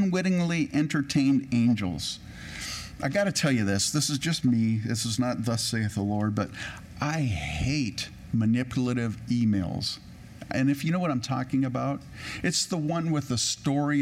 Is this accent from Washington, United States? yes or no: no; California, United States; also born or lived in Edmonton, Alberta, Canada; I grew up in California